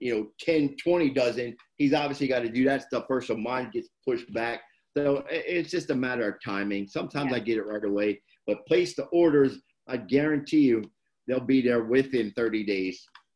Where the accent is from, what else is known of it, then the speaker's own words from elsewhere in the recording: Camden, New Jersey, United States; now in Huntington Beach, United States; I'm born and raised in Jersey.